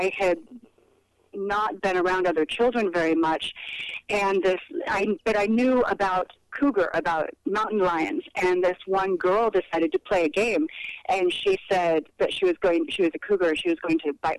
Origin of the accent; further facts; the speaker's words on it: Napa, California, United States; My family settled into the Napa Valley, which is about an hour's drive north of San Francisco. And I raised my daughter there. I spent over 20 years of my life there, and I think of that as my hometown